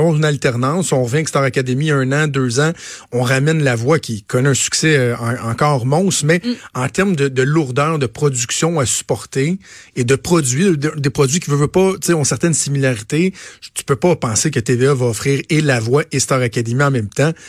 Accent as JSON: {"language": "French", "region": "Quebec", "country": "Canada", "said": "chez nous au Québec"}